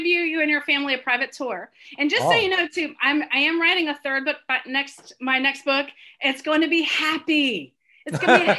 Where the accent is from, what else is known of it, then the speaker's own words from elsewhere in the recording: Southern United States, United States; now in Northern United States; I've lived my adult life in the North, but I was born and raised deep in the South.